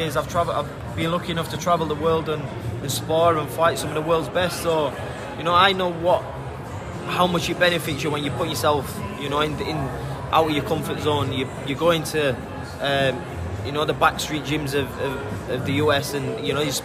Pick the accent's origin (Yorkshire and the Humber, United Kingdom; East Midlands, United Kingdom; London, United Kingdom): Yorkshire and the Humber, United Kingdom; Sheffield; my hometown in Sheffield